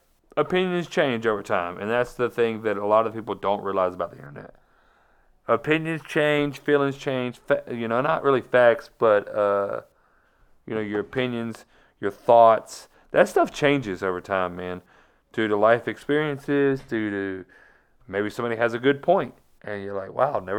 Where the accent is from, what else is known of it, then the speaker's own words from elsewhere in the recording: Florida, United States; I'm from Florida. I'm from Florida. You start asking me Florida cities, I'm pretty good at it. I didn't grow up in Georgia.